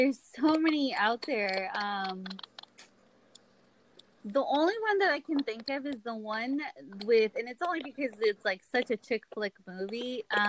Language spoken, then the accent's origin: English; Mexico; The part of Mexico where we're from, I'm from Guanajuato, Michoacan